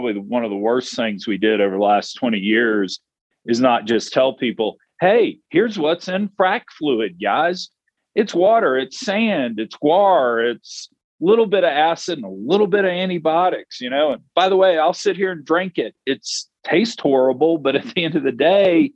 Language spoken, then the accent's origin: English; Texas, United States; I'm a Texan